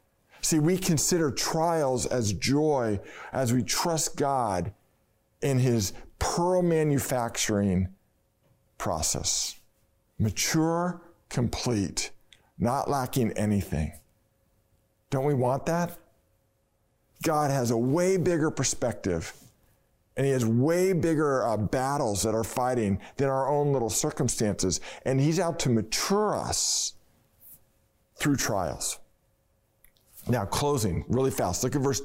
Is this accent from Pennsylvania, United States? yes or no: no; Marin, California, United States; growing up in Marin, my family, because my dad worked in West Oakland, were season ticket holders to the Oakland Raiders.